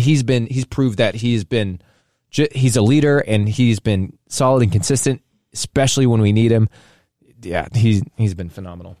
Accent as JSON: {"language": "English", "country": "United States", "also_born_or_lived": "Saint Louis, Missouri", "said": "we're American. We live in Saint Louis"}